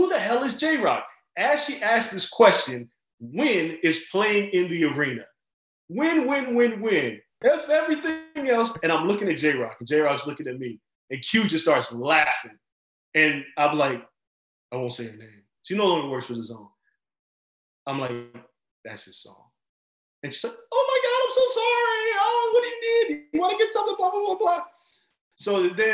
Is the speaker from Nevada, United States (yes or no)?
yes; Las Vegas, Nevada, United States; me and Floyd kind of grew up around each other in Vegas